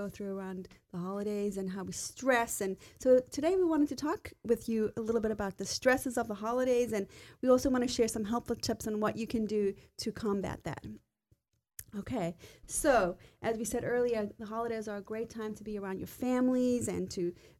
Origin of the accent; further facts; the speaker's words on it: South Africa; I grew up in South Africa, and of course Christmas is in the summertime